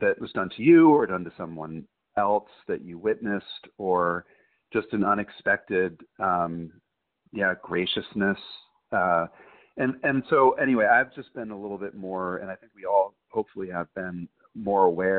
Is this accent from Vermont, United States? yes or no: yes; Vermont, United States; I'm from Vermont, so one room schoolhouses, even when I was a kid, were a thing